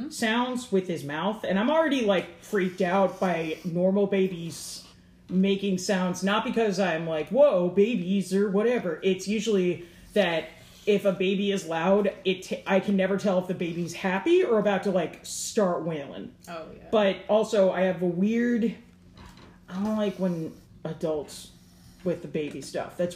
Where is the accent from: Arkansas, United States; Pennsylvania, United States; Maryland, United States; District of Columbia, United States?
Maryland, United States; Catonsville; Oh no, I'm from Catonsville.